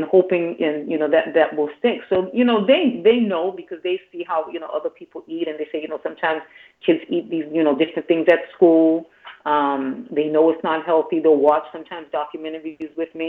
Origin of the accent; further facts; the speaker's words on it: Boston, Massachusetts, United States; I actually started off in bilingual class, even though I was born in Boston, because my family, you know, just came from Haiti